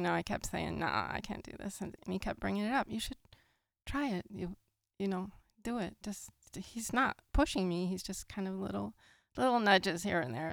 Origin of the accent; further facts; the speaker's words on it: San Lorenzo, California, United States; I grew up in the Bay Area, in San Fr-, in San Lorenzo